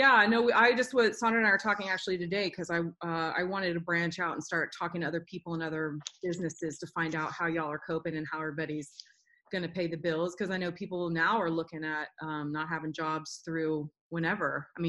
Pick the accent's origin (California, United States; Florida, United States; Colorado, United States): Florida, United States; You know, I was born and raised in Florida.